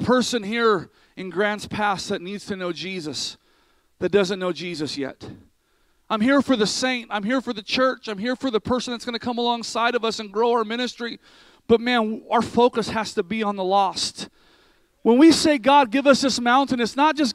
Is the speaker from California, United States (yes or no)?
yes; near Sacramento, California, United States; also born or lived in Vacaville, California; past Sacramento from where my hometown was